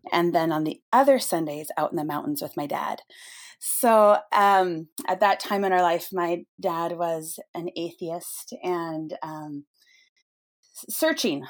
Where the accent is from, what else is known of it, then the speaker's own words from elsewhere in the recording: Snohomish, Washington, United States; I grew up in a little town um, in the North Cascades, or at least in the foothills of it, uh, Snohomish, Washington